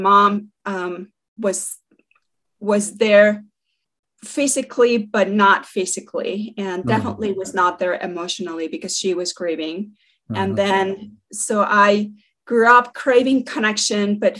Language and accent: English; Mexico City, Mexico; moved away as an adult; now in United States; was born in Mexico City and migrated to the US when I was 22 years old.